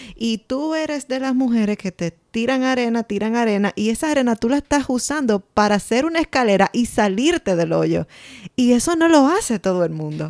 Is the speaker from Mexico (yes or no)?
no; Dominican Republic; moved away; nosotros salimos de RD, pero RD no ha salido de nosotros